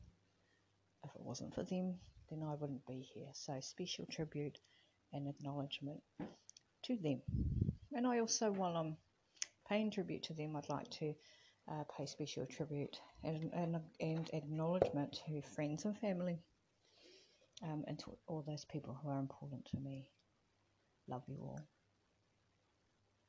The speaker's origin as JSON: {"language": "English", "region": "Wellington", "country": "New Zealand", "tie": "born or raised there", "said": "from my home country, in my hometown from Wellington, New Zealand."}